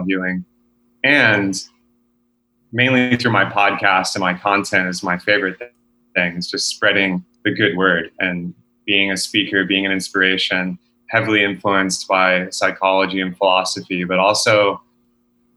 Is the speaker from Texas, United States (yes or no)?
yes; Texas, United States; I was born and raised in Texas